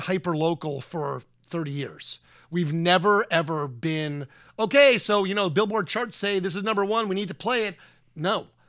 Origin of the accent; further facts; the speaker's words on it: New Jersey, United States; You know, I went and saw a lot of concerts being that close to New York City.